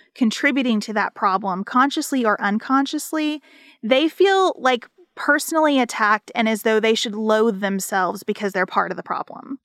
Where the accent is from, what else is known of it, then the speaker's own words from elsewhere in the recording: United States; as an American citizen